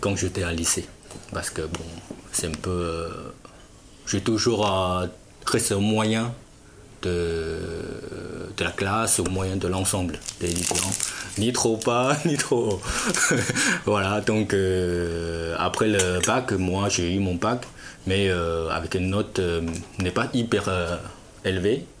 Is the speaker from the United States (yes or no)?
no; Fujian, China; French is a second language; moved away as an adult; also born or lived in Shanghai; now in Lognes, France; je suis au sud de la Chine. Euh, vous voyez Canton Moi, c'est en haut, c'est Fujian